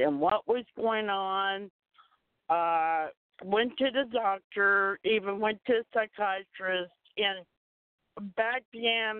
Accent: Springfield, Ohio, United States; also born or lived in Grafton, North Dakota; I was born in Grafton, North Dakota, and 2 years after that, we moved to Springfield, Ohio.

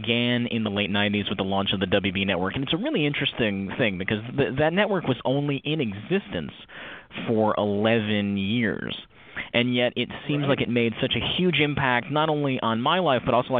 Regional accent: Connecticut, United States; I am originally from, I grew up in suburban Connecticut.

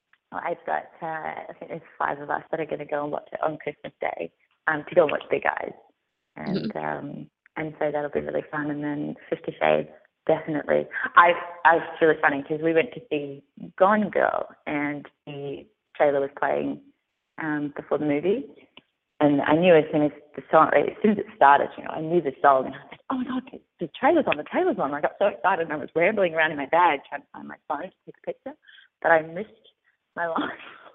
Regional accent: Australia; accent: Australian; whereas if I read it with my Australian accent, I actually have to stop and think about how it actually sounds to say it Australian

